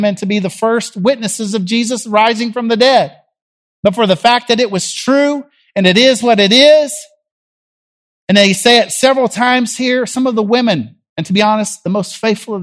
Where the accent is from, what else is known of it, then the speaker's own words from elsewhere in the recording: Jackson, Tennessee, United States; now in Nashville, United States; I grew up in Jackson, Tennessee